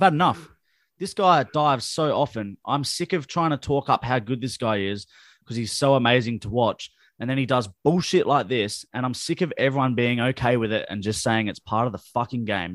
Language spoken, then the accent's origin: English; Adelaide, South Australia, Australia; we're from Adelaide